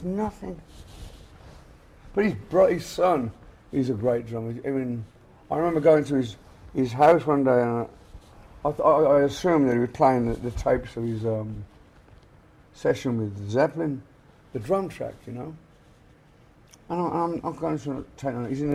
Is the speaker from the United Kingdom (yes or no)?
yes; England, United Kingdom; moved away as an adult; we came from England